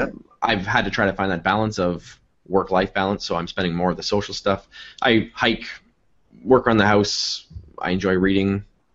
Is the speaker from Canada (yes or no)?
yes; Fort Erie, Ontario, Canada; now in Toronto, Canada; I grew up in Niagara region, just outside Niagara Falls.